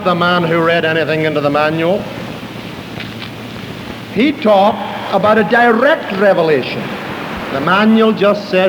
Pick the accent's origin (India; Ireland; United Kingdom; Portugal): Ireland; I'm an Irishman, but I'm not a green Irishman. I'm an orange Irishman